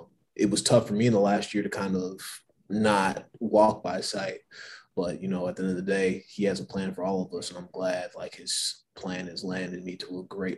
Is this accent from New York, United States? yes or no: no; Albuquerque, New Mexico, United States; Well, I'm originally from Albuquerque, New Mexico. I've been all over the place, 9 states, and I turned 30 in 2 months.